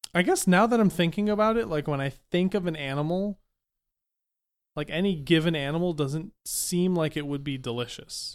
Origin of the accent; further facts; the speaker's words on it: Massachusetts, United States; I grew up in Massachusetts